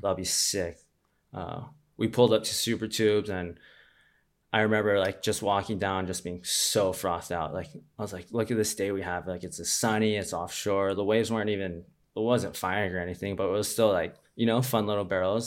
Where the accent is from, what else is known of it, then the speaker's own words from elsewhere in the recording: Honolulu, Hawaii, United States; I grew up in Waikiki.